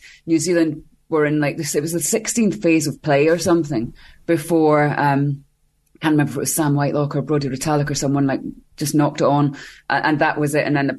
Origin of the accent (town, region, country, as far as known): Scotland, United Kingdom